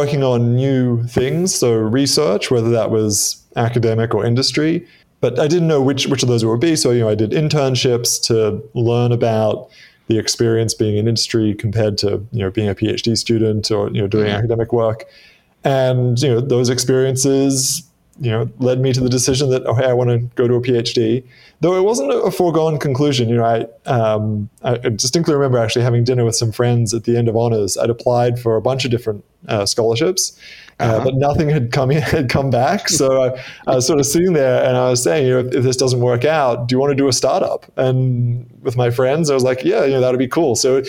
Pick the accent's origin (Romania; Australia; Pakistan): Australia; accent: Australian; also born or lived in Midwest, United States; I spent a year in the US when I was six. So my accent is not as Australian as you might expect.